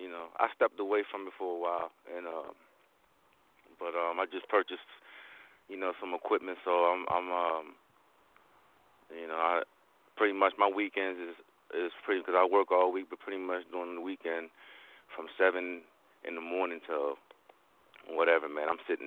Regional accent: Seaford, Delaware, United States; I'm from Delaware. Seaford, Delaware, as a matter of fact.

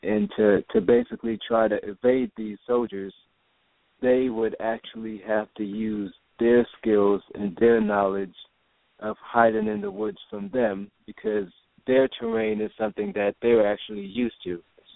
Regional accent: Jamaica; moved away; Yeah, that's where I was born and raised. I was actually born and raised in Jamaica. I'm 100% Jamaican.

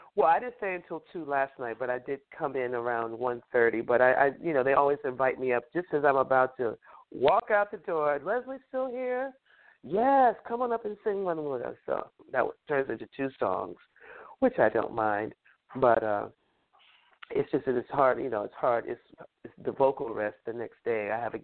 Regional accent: North Carolina, United States; also born or lived in New York City; Well, I was born here in New York City. My father was a New Yorker. My mother was a Southerner. And, you know, they had their divorce. We moved, my mother and my brothers and I moved to North Carolina with her parents.

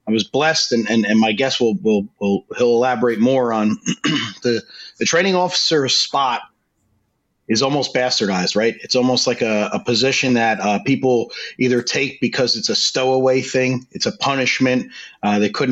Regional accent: New Jersey, United States; Growing up in Jersey

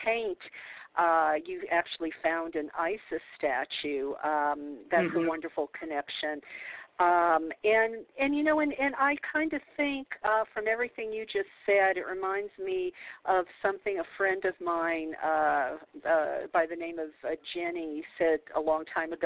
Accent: New Orleans, Louisiana, United States; I grew up in the South. I was born in New Orleans

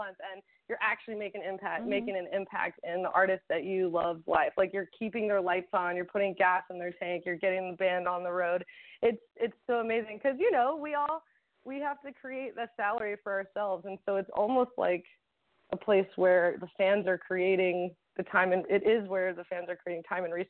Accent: Maryland, United States; now in Nashville, United States; where I was born in Maryland.

